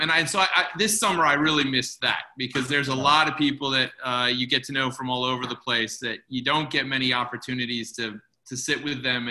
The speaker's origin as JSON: {"language": "English", "town": "Chicago", "region": "Illinois", "country": "United States", "tie": "born or raised there", "moved": "yes", "said": "my hometown of Chicago"}